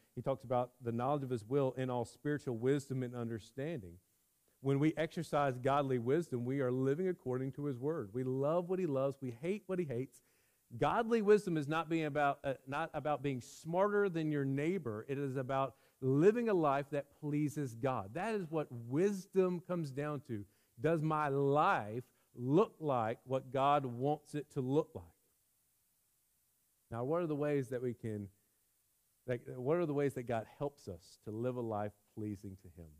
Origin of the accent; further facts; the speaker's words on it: United States; we as American Christians